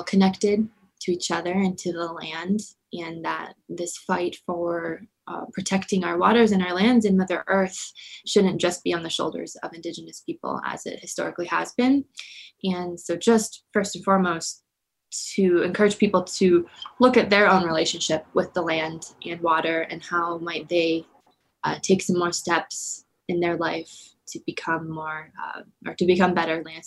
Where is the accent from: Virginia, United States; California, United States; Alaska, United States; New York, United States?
Alaska, United States; Southeast; also born or lived in Anchorage; growing up in Southeast Alaska, being Tlingit